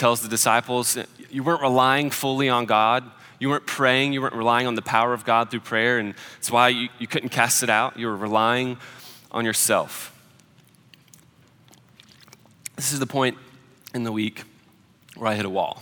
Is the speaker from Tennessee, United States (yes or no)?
yes; Nashville, Tennessee, United States; Nashville. I got to get out of my hometown